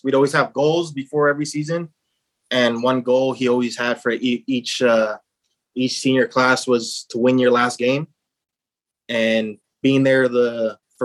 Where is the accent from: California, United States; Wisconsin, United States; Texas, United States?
California, United States; Los Angeles; moved away as an adult; growing up in Los Angeles my whole life